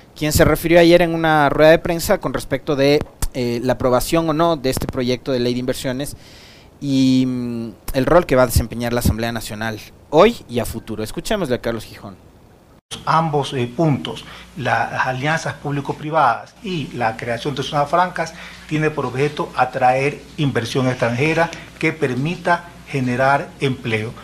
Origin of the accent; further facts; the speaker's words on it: Ecuador; como ecuatoriano, como trabajador, como ciudadano